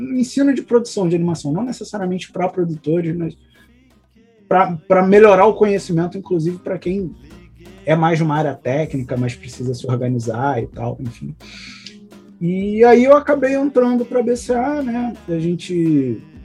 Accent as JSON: {"language": "Portuguese", "region": "Rio de Janeiro", "country": "Brazil", "said": "eu sou aqui do Rio de Janeiro"}